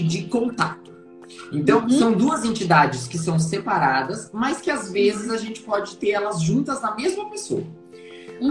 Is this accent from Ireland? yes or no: no; interior of Paraná, Brazil; moved away as an adult; also born or lived in Curitiba / São Paulo; now in Porto Alegre, Brazil; eu sou natural do interior do Paraná